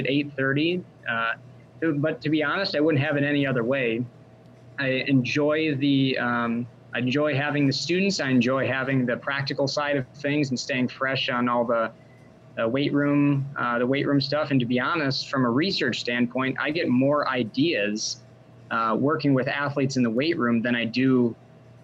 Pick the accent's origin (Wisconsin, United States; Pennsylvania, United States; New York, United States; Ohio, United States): Wisconsin, United States; also born or lived in Tennessee; I actually grew up in Wisconsin about an hour from where I'm at now in Sun Prairie, Wisconsin